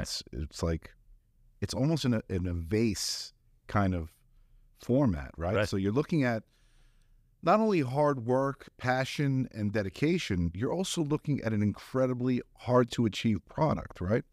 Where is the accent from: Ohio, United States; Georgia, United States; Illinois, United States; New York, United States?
Georgia, United States; Dalton; also born or lived in Atlanta, Georgia; from Dalton, Georgia, from Northwest Georgia